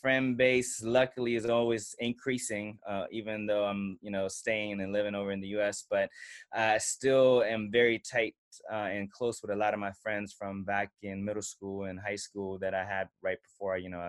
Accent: Germany; moved away as an adult; now in Oakland, United States; I am originally from Germany, actually right now reporting live from Germany, but based out of Oakland, California. Been over stateside for about the last 16 years. So home is on both continents

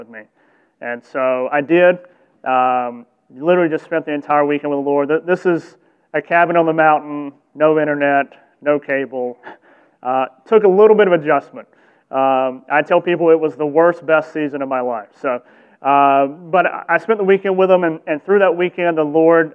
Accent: the South, United States; I grew up in the South

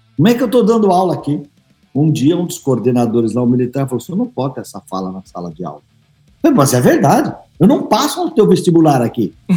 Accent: São Paulo, Brazil; num bar que meu pai tinha lá no, no Ipiranga, onde eu nasci

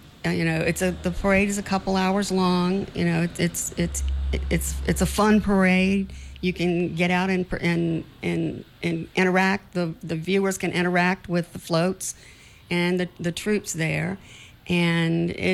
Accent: Richmond, Virginia, United States; moved away as an adult; now in St. Croix, US Virgin Islands; I'm from Richmond, Virginia

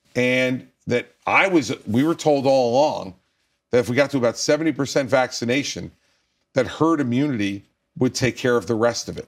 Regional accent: New Jersey, United States; my home state of New Jersey

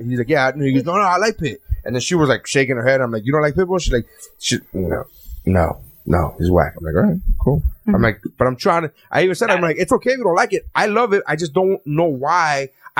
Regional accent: Miami, Florida, United States; but I'm from Miami

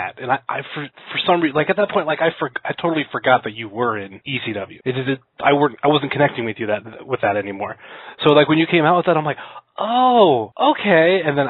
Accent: near Kent, Ohio, United States; also born or lived in Akron, Ohio; I'm living in Akron, but I'm from Kent. Closer to Kent, really. I can't say from Kent. I grew up in a small town.

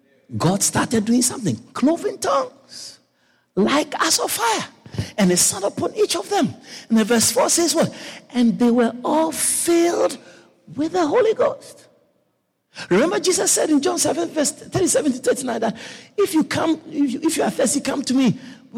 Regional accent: Guyana; You know how Guyanese, we like Thanksgiving.

